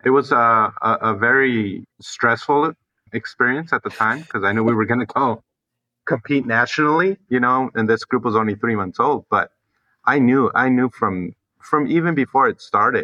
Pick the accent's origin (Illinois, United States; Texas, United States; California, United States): California, United States; now in Las Vegas, United States; I'm originally from California